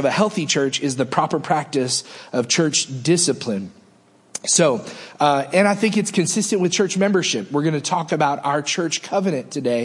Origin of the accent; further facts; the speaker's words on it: United States; we are Americans